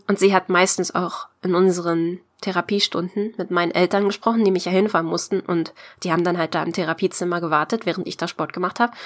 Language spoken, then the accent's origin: German; Brandenburg, Germany; ich komme aus der Nähe von Berlin, eigentlich aus Brandenburg.